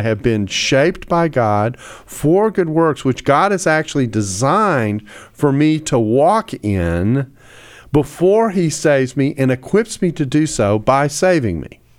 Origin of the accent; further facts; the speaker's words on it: United States; I'm an American who's often in Australia